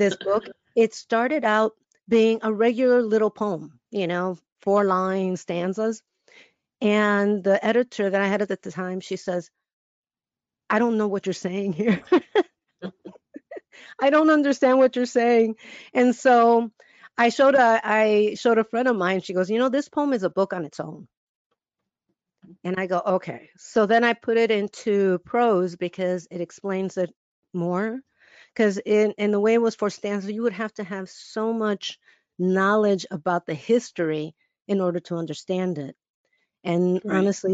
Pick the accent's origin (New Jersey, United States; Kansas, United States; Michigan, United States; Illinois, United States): Illinois, United States; Chicago; I'm born and raised in Chicago